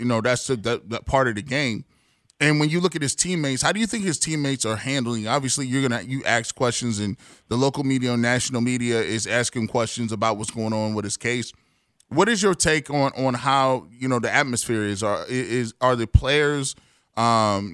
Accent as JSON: {"language": "English", "town": "Canton", "region": "Ohio", "country": "United States", "tie": "born or raised there", "said": "I grew up in Canton"}